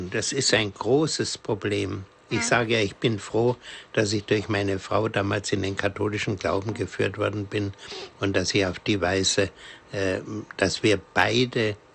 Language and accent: German; Bavaria, Germany; Ich komme ja selber aus der Diözese Bamberg und zwar aus dem nördlichsten Teil Coburger Land ist meine Heimat